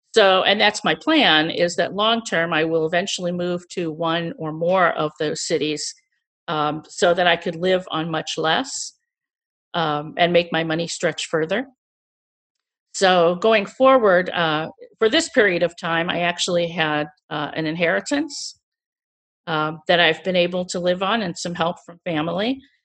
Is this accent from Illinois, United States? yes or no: no; St. Louis, Missouri, United States; moved away as an adult; also born or lived in Chicago; I was born and raised in Missouri, which is in the central U S, and, uh, I lived in Saint Louis until I went to school in Chicago